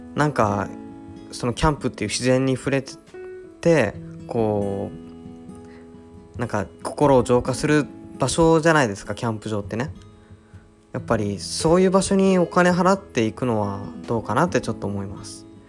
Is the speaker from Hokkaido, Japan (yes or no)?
yes; Mount Apoi area, Hokkaido, Japan; 僕の一応こう、まあ、生まれ育った場所なんで